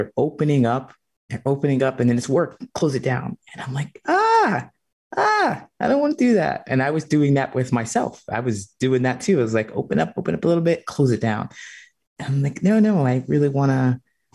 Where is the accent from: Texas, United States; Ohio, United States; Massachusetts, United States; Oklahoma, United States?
Ohio, United States; moved away as an adult; also born or lived in California; now in Chicago, United States; I grew up in Ohio in a small town